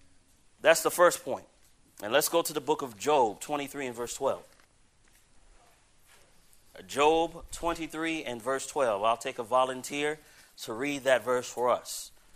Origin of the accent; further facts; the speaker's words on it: Riverside, California, United States; born there; you know, I was born in Riverside, California.